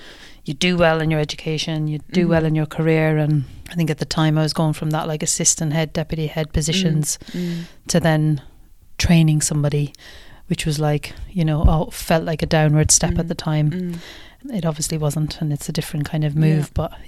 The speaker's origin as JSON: {"language": "English", "country": "Ireland", "moved": "yes", "said": "I remember moving here and having to, like, shift up my accent and change and leave Ireland behind and Irishness and all of that stuff."}